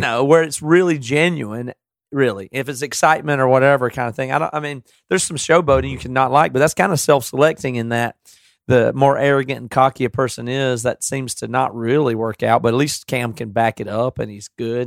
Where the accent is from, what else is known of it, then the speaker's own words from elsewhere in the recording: the South, United States; now in Seattle, United States; I'm from the South. I still talk this way